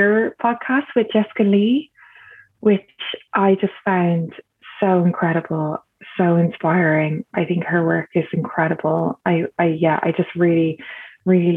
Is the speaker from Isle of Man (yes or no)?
no; Dublin, Leinster, Ireland; I grew up in Dublin in Ireland